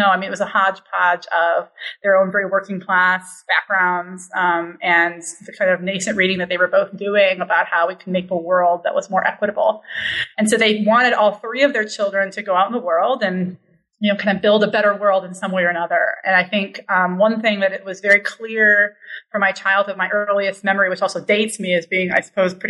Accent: Milwaukee, Wisconsin, United States; I was raised in Milwaukee by parents who were identifiably leftist.

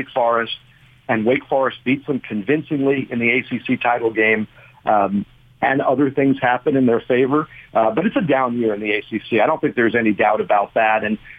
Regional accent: Bergen County, New Jersey, United States; moved away as an adult; now in Virginia, United States; I'm from up north in Bergen County

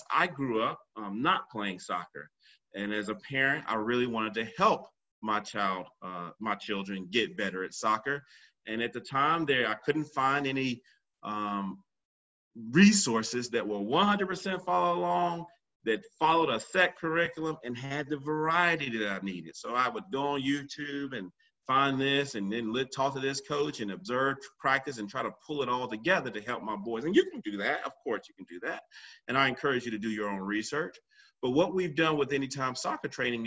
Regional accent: Cary, North Carolina, United States; Cary, North Carolina, where I'm from.

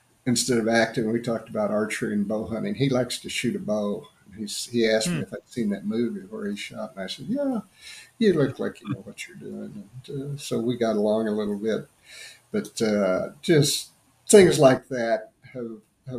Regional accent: Illinois, United States; I'm from Illinois

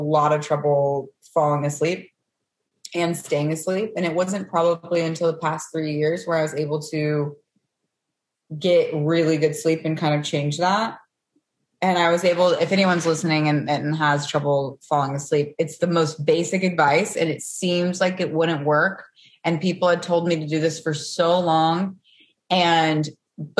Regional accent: Knoxville, Tennessee, United States; moved away as an adult; also born or lived in Charleston, South Carolina; now in Los Angeles, United States; Okay, so I'm from Tennessee. I'm from Knoxville, Tennessee.

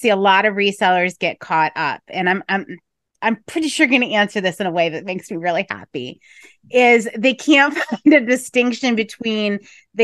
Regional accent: Scranton, Pennsylvania, United States; I grew up and live in Scranton, Pennsylvania

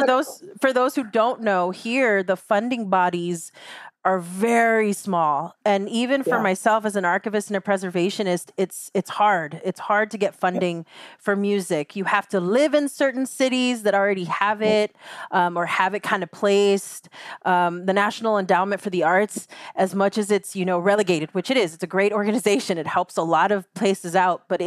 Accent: Rio Grande Valley, Texas, United States; I'm very clear about where I'm from. I'm from the Rio Grande Valley. The Rio Grande Valley is along the border of Mexico.

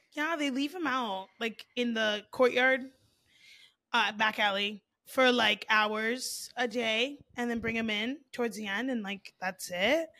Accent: South Florida, United States

